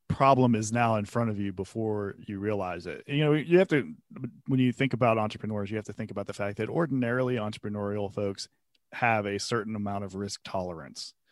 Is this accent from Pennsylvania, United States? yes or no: yes; Pennsylvania, United States; moved away as an adult; now in Atlanta, United States; I started in Pennsylvania. I worked for a law firm there in my hometown where I had grown up